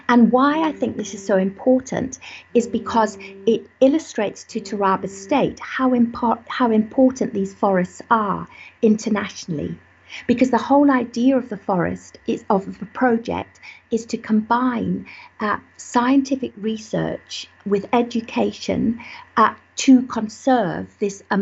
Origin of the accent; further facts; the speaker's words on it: Malawi; born there; I was born in Malawi, again working when my father was working in the mountains in forest